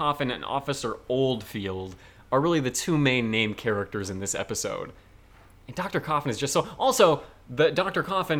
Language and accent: English; Canada; But I don't know this as a Canadian thing at all.